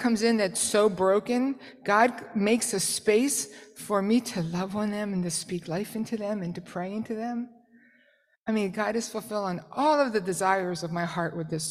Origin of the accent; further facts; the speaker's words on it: New Jersey, United States; I'm from South Jersey